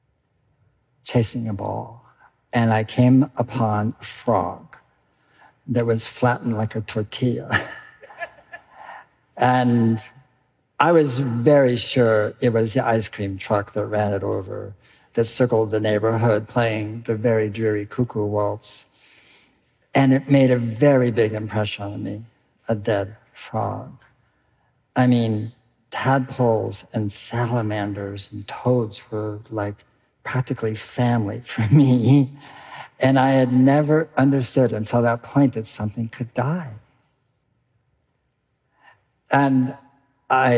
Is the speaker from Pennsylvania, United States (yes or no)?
no; California, United States; I grew up in California